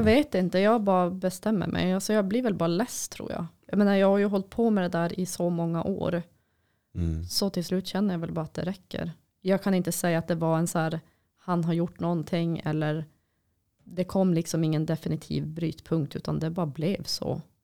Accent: Boden, Norrbotten County, Sweden; när jag var liten och bodde i Boden

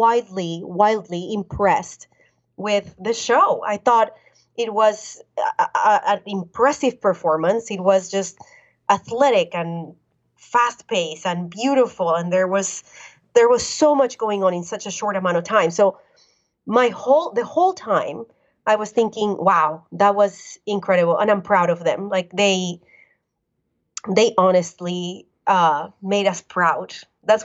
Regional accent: Colombia; now in United States; I was born and raised in Colombia

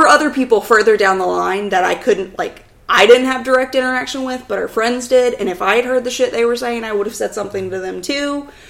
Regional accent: the South, United States; I grew up in the South.

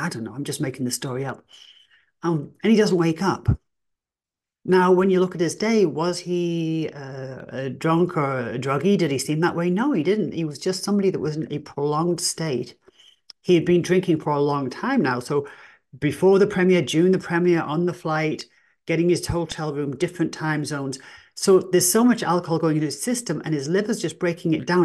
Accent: England, United Kingdom; I am English

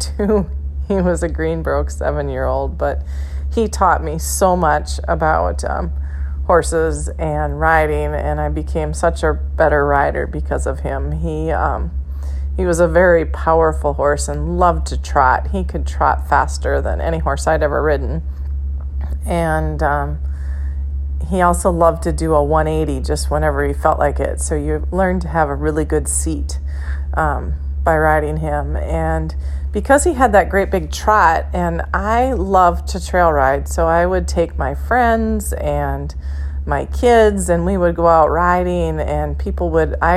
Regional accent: Motley, Minnesota, United States; I'm from Motley, Minnesota, which is in north central Minnesota

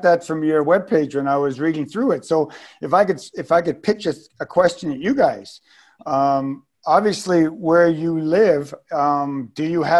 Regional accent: Victoria, British Columbia, Canada; moved away as an adult; now in Dauphin, Canada; I'm a registered nurse. And I grew up on the West Coast. So I, Victoria, Vancouver Island off of, off in the, if you know the West Coast of Victoria or BC. Mm-hmm. So I grew up in the 70s.

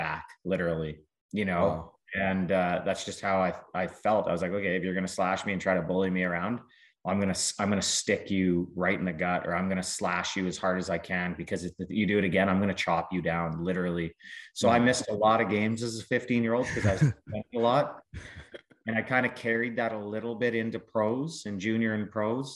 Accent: Southern Alberta, Canada; moved away; also born or lived in Calgary / Lethbridge / Chicago; I grew up in Southern Alberta

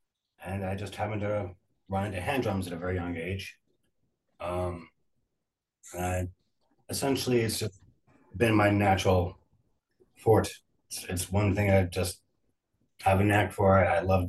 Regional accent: California, United States; moved away; I'm from California originally, so it was a lot more available and diverse.

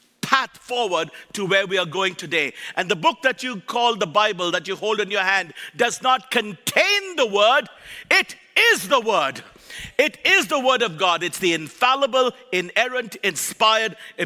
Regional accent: Kolkata, West Bengal, India; moved away; also born or lived in Nebraska; I was born and raised in Calcutta, India, raised by missionaries Mark and Huldah Bantain.

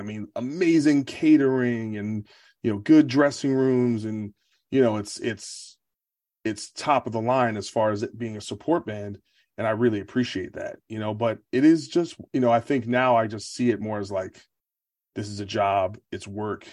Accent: New Jersey, United States; growing up around Jersey

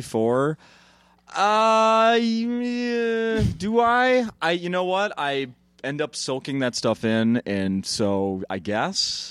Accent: Saint Paul, Minnesota, United States; I grew up in Saint Paul, so not a small town

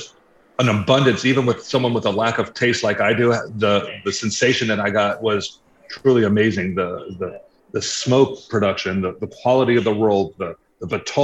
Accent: Los Angeles, California, United States; now in Palm Coast, United States; growing up in Los Angeles

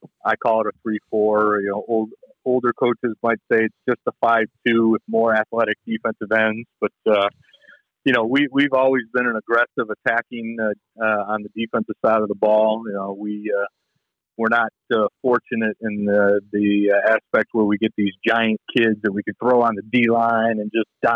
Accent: Michigan, United States; I grew up here in Michigan, so I've been a Lions fan my whole life

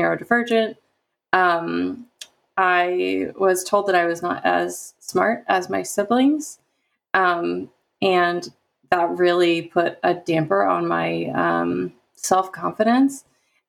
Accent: the Midwest of the United States, United States; I grew up in the Midwest of the United States

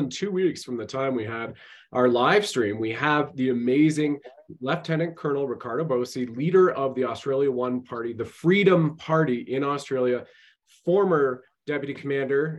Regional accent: Canada; I've served my country at the federal level as a Canadian infantry soldier

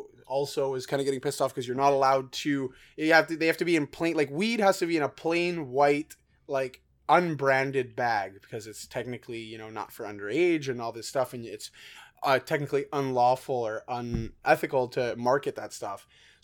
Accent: Canada; we're Canadian, so we always kind of look, we don't have these rules in up here.

